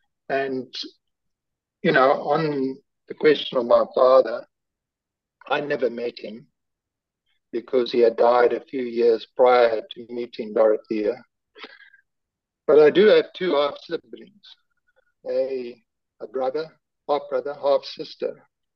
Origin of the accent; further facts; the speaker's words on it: South Africa; born there; I was given a name and an age of my mother and the place I was born in South Africa on a small piece of paper